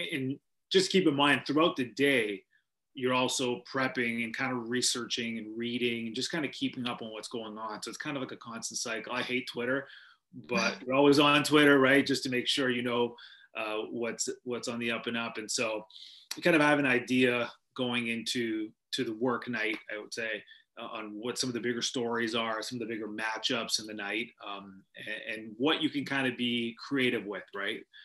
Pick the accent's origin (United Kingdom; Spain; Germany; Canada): Canada; Vancouver, British Columbia; moved away; I grew up in Vancouver, British Columbia